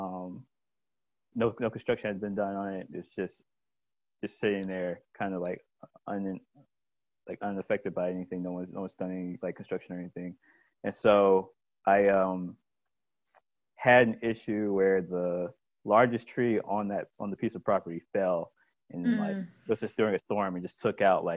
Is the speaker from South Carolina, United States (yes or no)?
yes; Columbia, South Carolina, United States; moved away as an adult; now in Rock Hill, United States; I grew up in Columbia, South Carolina, and was born and raised there.